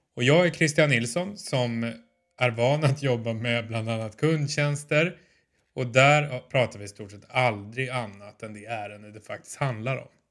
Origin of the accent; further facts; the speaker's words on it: Stockholm, Stockholm County, Sweden; now in Malmö, Sweden; jag som är stockholmare men bor i Malmö